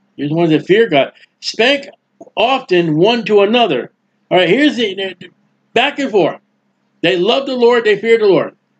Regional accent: New England, United States; now in Florida, United States; I'm down here in Florida. I'm from New England.

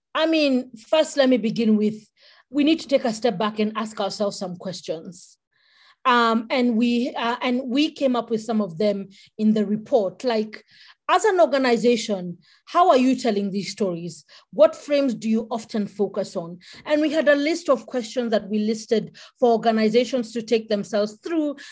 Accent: Kenya; I'm a Kenyan

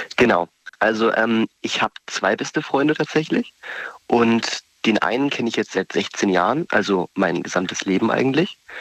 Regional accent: Vörstetten, Baden-Württemberg, Germany; ich komme aus Förstetten

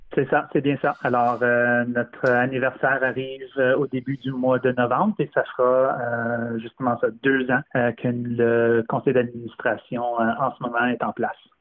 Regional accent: Ontario, Canada; now in Vancouver, Canada; je viens originellement de l'Ontario

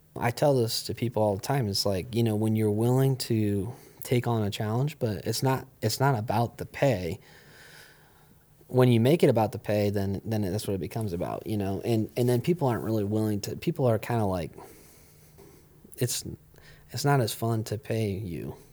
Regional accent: Ohio, United States; I grew up here

